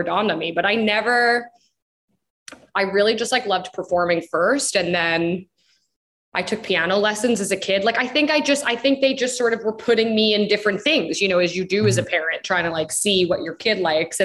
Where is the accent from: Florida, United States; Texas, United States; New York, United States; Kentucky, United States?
New York, United States; Long Island; I grew up on Long Island.